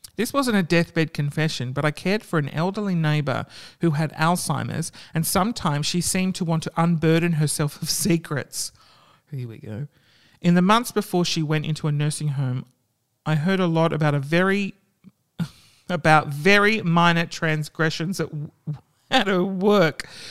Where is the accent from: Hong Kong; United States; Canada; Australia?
Australia; That's what we like to do in Australia